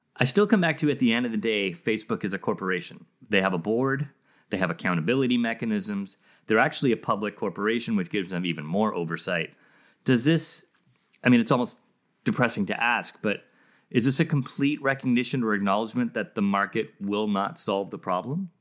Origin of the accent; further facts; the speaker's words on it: South Africa; I grew up in South Africa